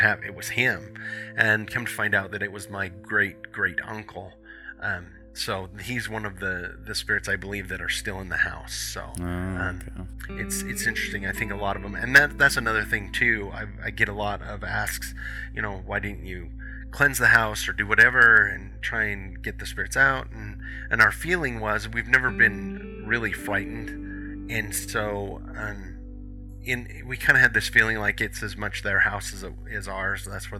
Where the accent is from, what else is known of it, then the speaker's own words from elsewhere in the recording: Hyrum, Utah, United States; I grew up in Hiram.